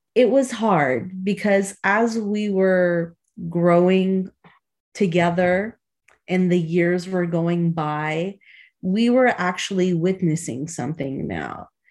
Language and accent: English; Chicago, Illinois, United States; a childhood friend that I grew up with in Chicago